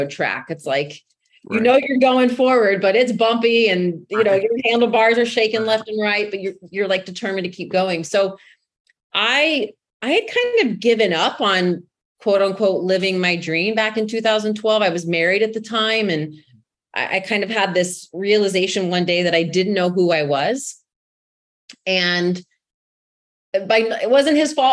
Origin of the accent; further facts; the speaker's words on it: Texas, United States; accent: Texas; I was born and raised in Texas